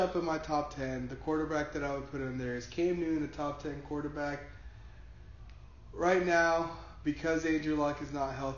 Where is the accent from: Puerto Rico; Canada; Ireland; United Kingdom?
Puerto Rico; growing up in Puerto Rico, for a lot of my life, my family being Puerto Rican